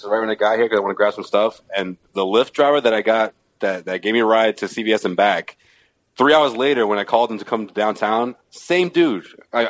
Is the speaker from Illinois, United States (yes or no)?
no; Boston, Massachusetts, United States; I told him I was from Boston.